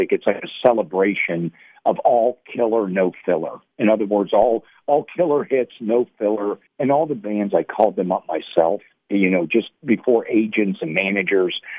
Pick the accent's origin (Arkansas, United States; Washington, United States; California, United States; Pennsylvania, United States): Pennsylvania, United States; Mechanicsburg; I would split it because I was born in Western PA, then lived, uh, my dad moved around. We were in the military, and then we ended up in Mechanicsburg or Harrisburg, going up and down the pike